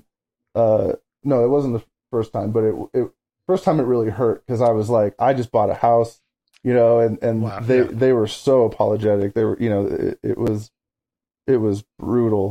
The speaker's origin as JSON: {"language": "English", "town": "Phoenix", "region": "Arizona", "country": "United States", "tie": "born or raised there", "said": "in Phoenix. Where I was born and raised"}